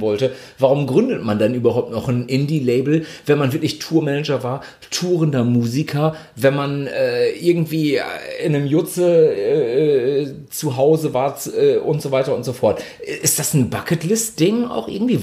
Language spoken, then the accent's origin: German; Ibbenbüren, North Rhine-Westphalia, Germany; bei uns in Ibbenbüren, äh, beziehungsweise im Großraum, da wo wir herkamen